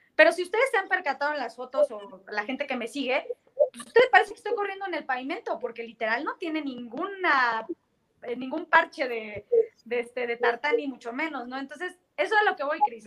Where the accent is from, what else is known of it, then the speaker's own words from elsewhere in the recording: Mexico; como mexicano